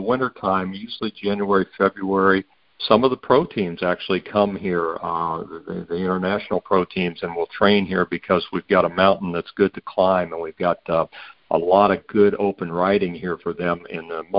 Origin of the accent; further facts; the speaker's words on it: Ohio, United States; I came from Ohio originally and could not ride year-round there because we had winter, and here we don't